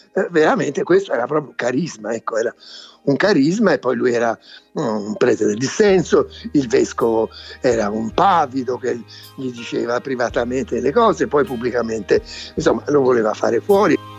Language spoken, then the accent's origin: Italian; Florence, Tuscany, Italy; Io sono di Firenze